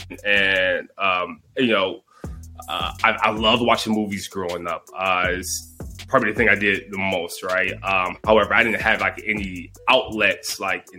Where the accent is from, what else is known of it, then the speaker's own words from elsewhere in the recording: Detroit, Michigan, United States; I grew up in Detroit, Michigan, in the inner city